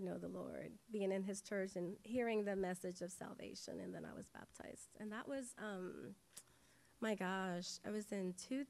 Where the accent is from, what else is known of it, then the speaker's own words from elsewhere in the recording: Dominican Republic; moved away as an adult; I grew up Catholic in the Dominican Republic, you know, where everybody is Catholic mostly.